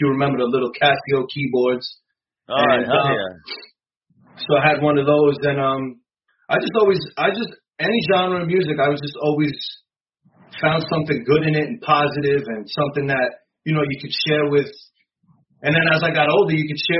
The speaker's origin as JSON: {"language": "English", "town": "New York City", "region": "New York", "country": "United States", "tie": "born or raised there", "lives_now": "Staten Island, United States", "said": "born and raised in Brooklyn"}